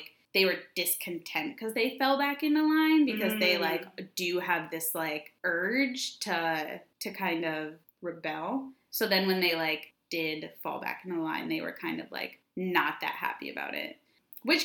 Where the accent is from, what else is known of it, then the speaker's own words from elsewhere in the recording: United States; I'm American, because, like, this is what I've learned in school